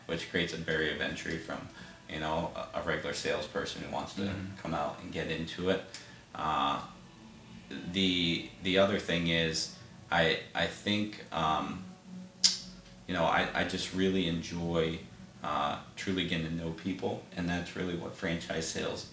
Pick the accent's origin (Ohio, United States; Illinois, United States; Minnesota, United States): Ohio, United States; Cleveland; also born or lived in Worcester, Massachusetts; I was born in Massachusetts, but I've been in Cleveland since I was 9, so Cleveland's home